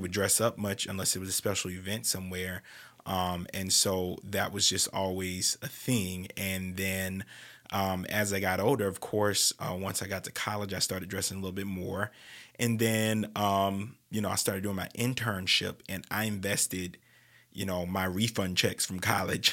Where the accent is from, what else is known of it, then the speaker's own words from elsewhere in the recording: New Orleans, Louisiana, United States; New Orleans is just like that in general, and, you know, that's my hometown